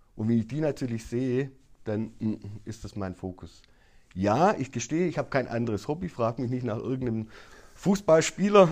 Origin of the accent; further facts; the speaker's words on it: Baden-Württemberg, Germany; bei uns in Baden-Württemberg